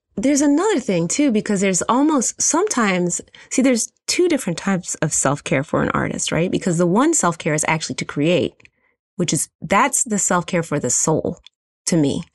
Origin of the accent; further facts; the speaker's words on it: Philadelphia, Pennsylvania, United States; moved away; also born or lived in Brooklyn, New York; I'm from Philadelphia